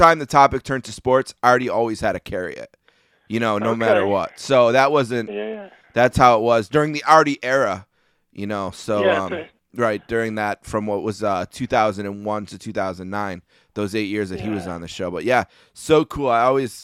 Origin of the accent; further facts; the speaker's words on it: Buffalo, New York, United States; accent: Western New York; I'm from Buffalo.